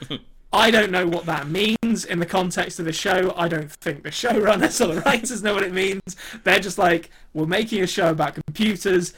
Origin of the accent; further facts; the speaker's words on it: England, United Kingdom; accent: English; I'm English.